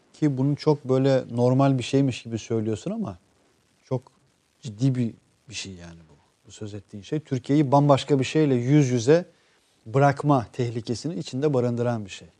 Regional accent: Kosovo; now in Turkey; evet Kosovalıyım

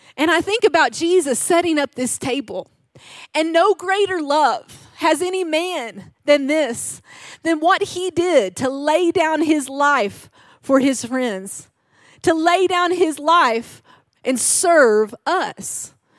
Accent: Arkansas, United States; I am from Arkansas. Yeah, my dad's a hunter

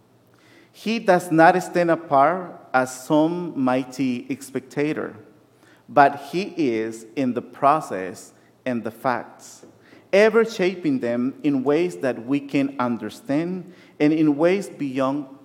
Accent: Nicaragua; moved away; Growing up in Nicaragua

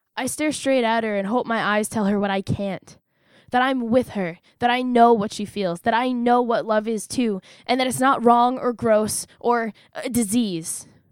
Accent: United States; I'm an American

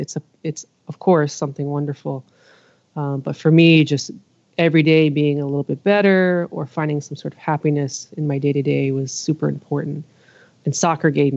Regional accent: New York, United States; also born or lived in Israel; now in Los Angeles, United States; between New York and Israel, my younger years definitely in Queens, New York, and in throughout the city

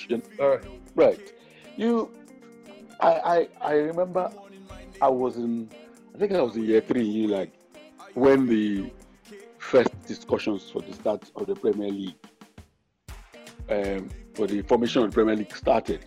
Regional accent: Nigeria; we in Nigeria

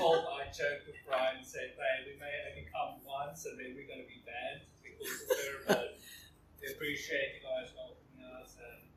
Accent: South Africa; also born or lived in Colorado; now in United States; I speak a little funny. I'm from South Africa originally.

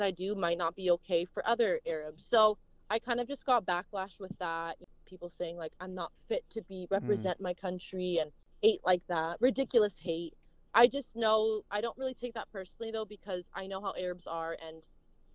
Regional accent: United States; a Middle Eastern girl growing up in America

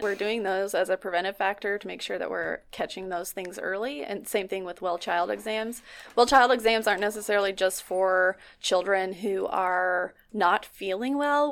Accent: Nikiski, Alaska, United States; I'm from Nikiski, Alaska, and I've lived here, I went to college outside and then I came back

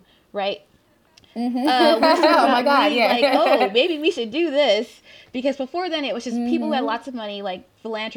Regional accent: the South, United States; I'm from the South.

